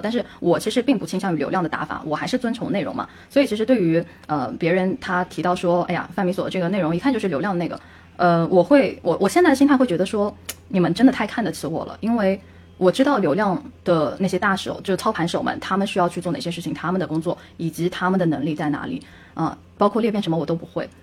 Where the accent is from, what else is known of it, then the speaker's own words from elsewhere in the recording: China; 我们作为中国人，我们曾经接受的一套，呃，教育理念